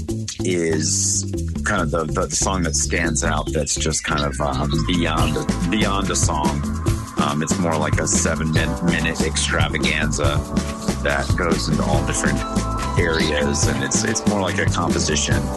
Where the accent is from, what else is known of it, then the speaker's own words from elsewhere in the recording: Vermont, United States; moved away as an adult; also born or lived in Northern New York; now in San Diego, United States; I grew up in Vermont